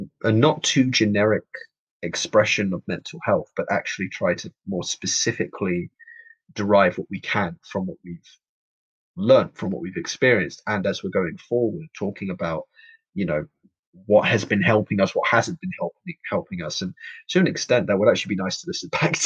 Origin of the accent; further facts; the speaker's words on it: London, United Kingdom; I'm born and raised in London, from London, Hackney specifically. East London.